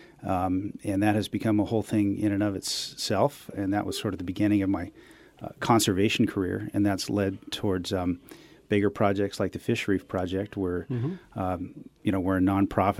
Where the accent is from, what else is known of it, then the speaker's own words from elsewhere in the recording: Malibu, California, United States; also born or lived in San Diego / Humboldt; where I grew up down in Paradise Cove in Malibu